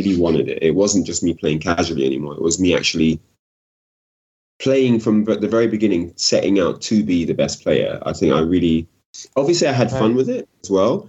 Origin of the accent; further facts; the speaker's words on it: London, United Kingdom; I'm from South London